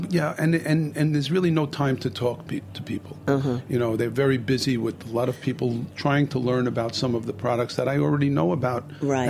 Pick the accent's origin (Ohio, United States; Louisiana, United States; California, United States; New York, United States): New York, United States; New York City; also born or lived in Bay Ridge, Brooklyn; So I grew up in Bensonhurst, Brooklyn.